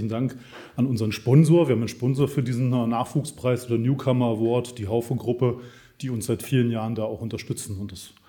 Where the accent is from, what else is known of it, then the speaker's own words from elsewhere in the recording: Munich, Bavaria, Germany; born there; Wir kennen uns aus München. Insofern freut es mich sehr, in meiner Geburtsstadt hier mit Ihnen zu sein.